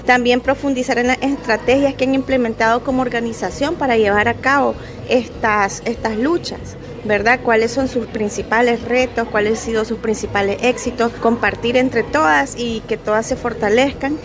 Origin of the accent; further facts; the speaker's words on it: San Salvador, El Salvador; nuestro país, en El Salvador